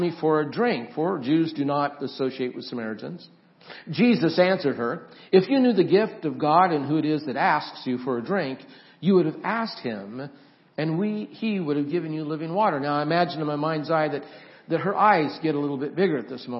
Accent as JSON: {"language": "English", "region": "Idaho", "country": "United States", "tie": "born or raised there", "said": "I grew up in Idaho"}